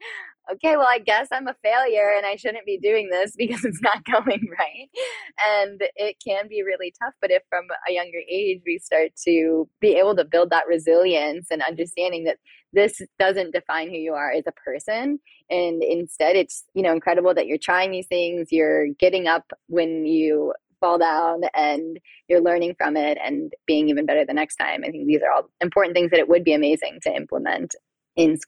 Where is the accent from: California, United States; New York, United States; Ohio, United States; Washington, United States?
Ohio, United States; Akron; moved away; I'm from the Akron area in Ohio.